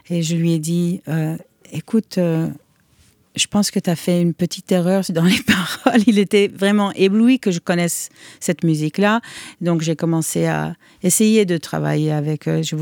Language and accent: French; New York, United States; Et je trouvais ça euh, fascinant et un peu bizarre parce que je venais de New York où on n'entendait pas du tout ça dans la rue.